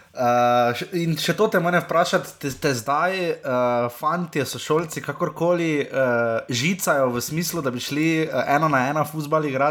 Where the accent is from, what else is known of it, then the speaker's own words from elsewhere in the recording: Slovenia; Kako vidiš ti to, nas kot nogometni narod, kakšni smo Slovenci?